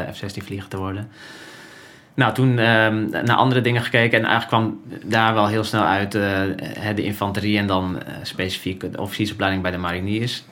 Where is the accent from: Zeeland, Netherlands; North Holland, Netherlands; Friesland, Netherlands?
Friesland, Netherlands; moved away as an adult; ik ben opgegroeid in Friesland eh, als, als, als jongetje